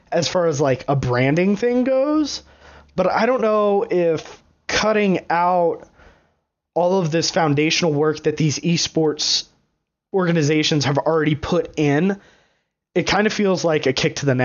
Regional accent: Los Angeles, California, United States; oh man, Los Angeles has an Overwatch team, I'm from Los Angeles. I'm going to root for them.

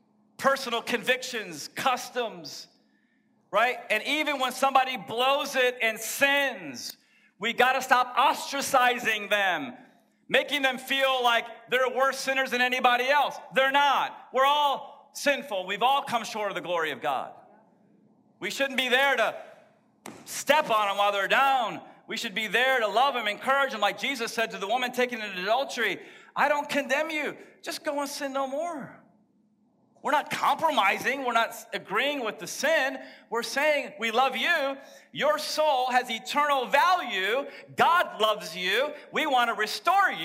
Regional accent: Texas, United States; I was born in Texas

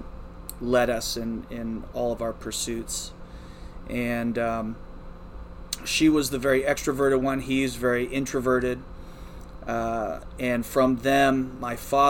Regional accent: rural West Virginia, United States; moved away; also born or lived in Beaver, Pennsylvania; I was born in Beaver, and I was raised just across the border in rural West Virginia. I grew up on about a 130-acre farm.

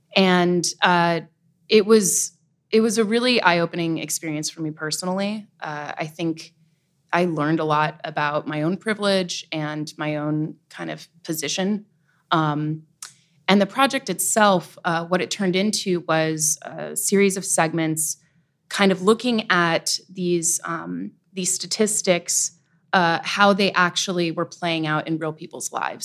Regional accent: Nyack, New York, United States; I'm from the Hudson Valley, uh, raised Irish Catholic, uh, in Nyack, New York

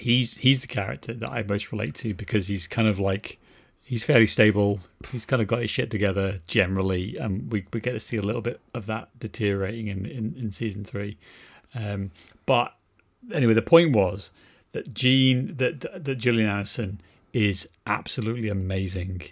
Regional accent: Wales, United Kingdom; I grew up in Wales

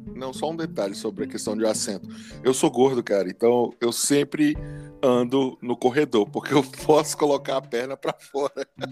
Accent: Montes Claros, Minas Gerais, Brazil; eu sou da, lá de Montes Claros

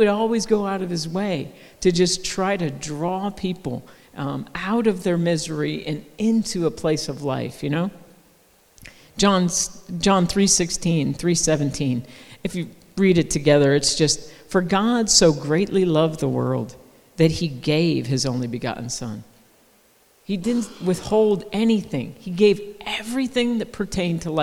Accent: United States; We're from America

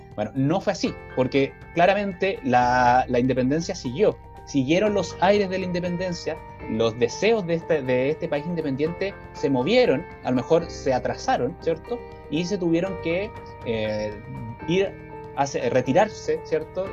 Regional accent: Chile; como pueblo chileno

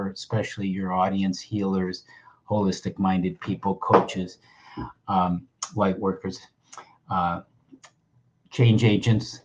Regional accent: Buffalo, New York, United States; the hospital I was born in Buffalo, New York

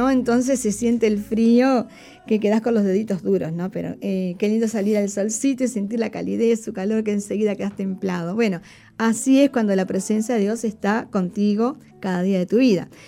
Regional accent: Uruguay

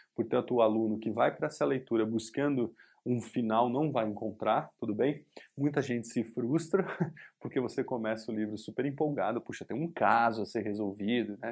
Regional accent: Brazil; nós somos brasileiros

